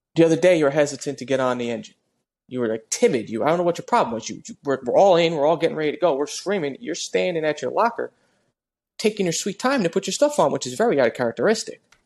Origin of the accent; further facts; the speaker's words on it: New Jersey, United States; I'm from Jersey.